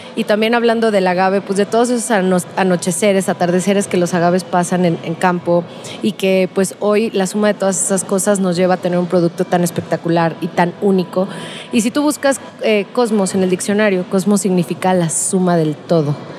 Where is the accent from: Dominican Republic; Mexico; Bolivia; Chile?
Mexico; Guadalajara, Jalisco; soy de Guadalajara y tequilera de toda la vida.